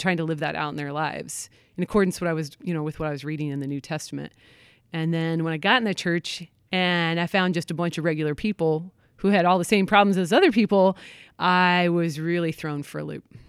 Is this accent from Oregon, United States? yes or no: yes; Portland, Oregon, United States; moved away; I'm from Portland, Oregon